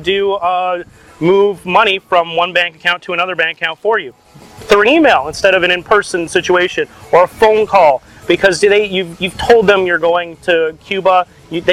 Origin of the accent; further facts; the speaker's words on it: Canada; as Canadians